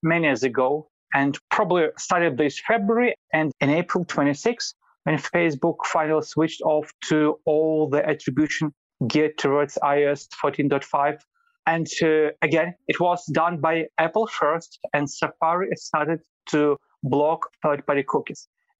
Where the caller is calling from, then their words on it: Vilnius, Lithuania; I'm calling from Vilnius, Lithuania.